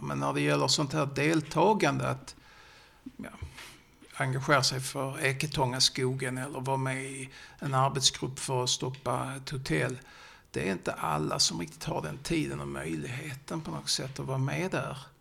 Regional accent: Sjöbo, Skåne, Sweden; accent: Scanian (skånska); jag pratar ju skånska så jag har mina rötter i Sjöbo

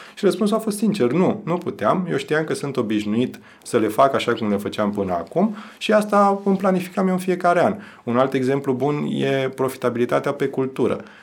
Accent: Romania; noi ca și români

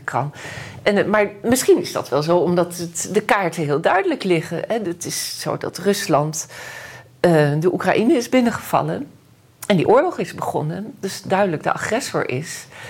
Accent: Netherlands; als geboren Nederlandse

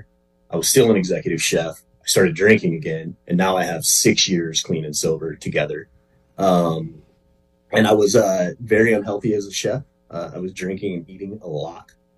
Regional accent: Chino Valley, Arizona, United States; I'm from Chino Valley, Arizona, just a little north of Prescott, Arizona.

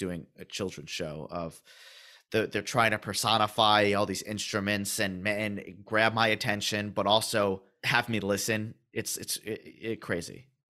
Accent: outside of New York City, United States; growing up outside of New York City.

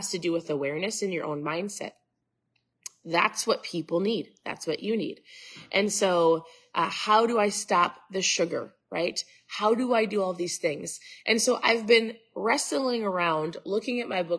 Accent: Minnesota, United States; I'm from Minnesota

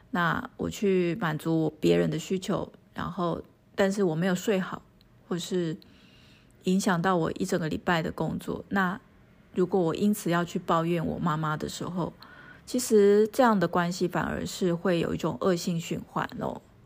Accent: Taiwan; 我们台湾人

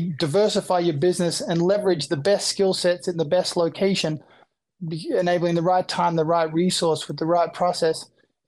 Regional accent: Australia; moved away as an adult; now in United States; I'm originally from Australia. I came to the US

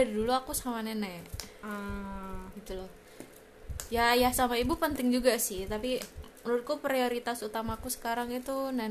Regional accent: Bekasi, West Java, Indonesia; born there; kayak aku lahirnya di Bekasi juga tapi dirawat sama ayah ibuku sendiri

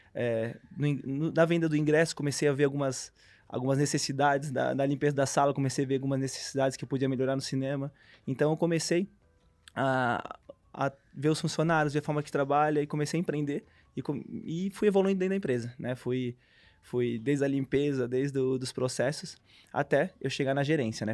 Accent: Brusque, Santa Catarina, Brazil; Sou de Brusque, natural de Brusque

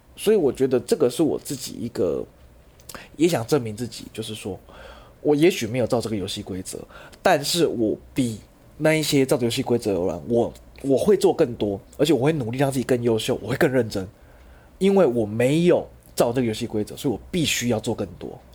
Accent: Changhua County, Taiwan; moved away as an adult; now in Kaohsiung, Taiwan; 我是彰化人，然后我在十年前来高雄这样子

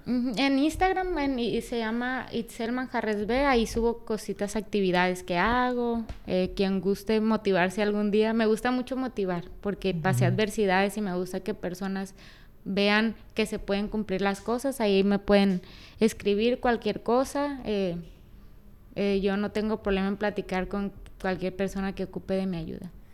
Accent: Culiacán, Sinaloa, Mexico; moved away; also born or lived in Mexico City; Me siento bien estando en donde, donde yo nací.

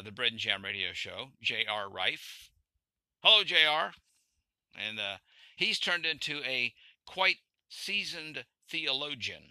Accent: Arkansas, United States; also born or lived in central Pennsylvania; now in Pennsylvania, United States; I moved from Arkansas, where I grew up.

